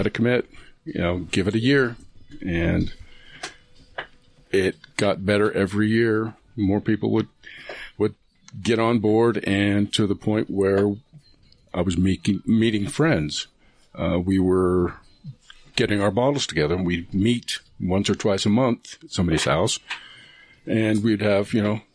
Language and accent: English; Salt Lake City, Utah, United States; I'm from Utah. I'm from Salt Lake.